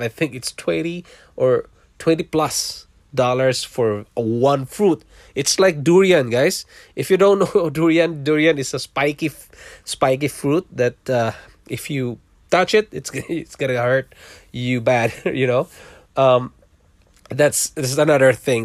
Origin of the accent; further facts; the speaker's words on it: Philippines; moved away as an adult; also born or lived in Singapore; now in Toronto, Canada; I was born in Philippines. I'm a Filipino